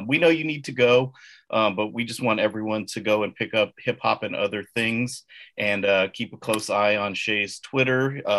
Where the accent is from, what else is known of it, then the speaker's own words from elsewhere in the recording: Bay Area, California, United States; We're from the Bay Area.